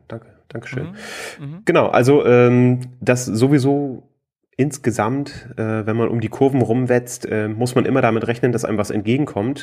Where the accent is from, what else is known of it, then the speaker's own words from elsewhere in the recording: Flensburg, Schleswig-Holstein, Germany; moved away as an adult; now in Hamburg, Germany; ich komme äh, ursprünglich aus Flensburg, äh, wohne jetzt in mhm. Hamburg seit no, ne, zweieinhalb Jahren